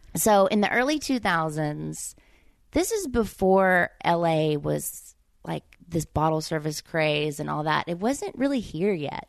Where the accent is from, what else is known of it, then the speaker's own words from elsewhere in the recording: Mississippi, United States; accent: Southern; moved away as an adult; growing up there